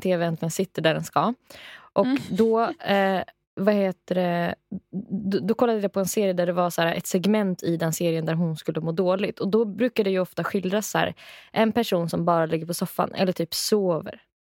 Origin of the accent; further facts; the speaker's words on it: Rättvik, Dalarna County, Sweden; från min hemstad, eller hemby, Rättvik